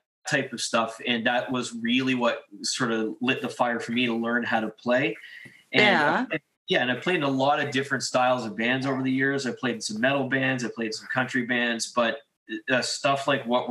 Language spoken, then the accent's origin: English; Halifax, Nova Scotia, Canada; now in Ottawa, Canada; I grew up in Halifax, and a lot of my friends in Halifax were playing